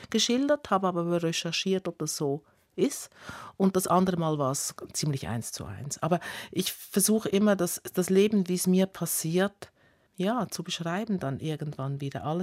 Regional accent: Italy; vor allem das ähm, Tante Anni, also oder wie ich als Italienerin Zianni.

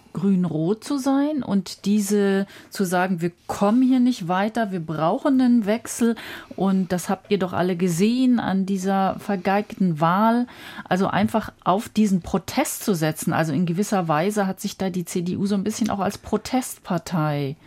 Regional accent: Berlin, Germany; Aber aus West-Berlin

